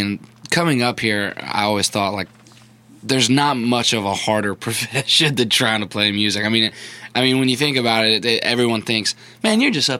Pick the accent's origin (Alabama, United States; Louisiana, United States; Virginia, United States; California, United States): Louisiana, United States; Baton Rouge; moved away as an adult; now in Nashville, United States; I grew up in Baton Rouge